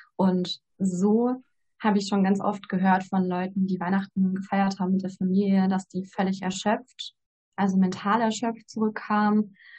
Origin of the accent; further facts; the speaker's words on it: Ruhr area, North Rhine-Westphalia, Germany; Ich komme aus dem Ruhrgebiet, bin 26 Jahre alt